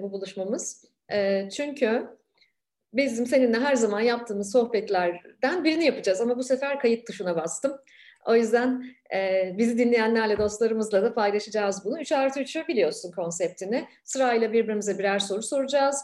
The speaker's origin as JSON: {"language": "Turkish", "region": "Ankara", "country": "Turkey", "said": "Ankara'da, e, çok iyi bilirim arka mahalleleri."}